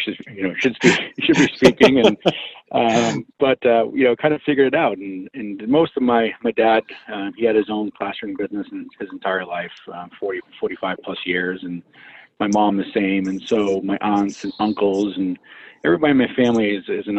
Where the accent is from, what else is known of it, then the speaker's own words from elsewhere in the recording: Medford, Massachusetts, United States; I'm born and raised in Boston, actually out of a suburb city, Medford, which is pretty much close to Boston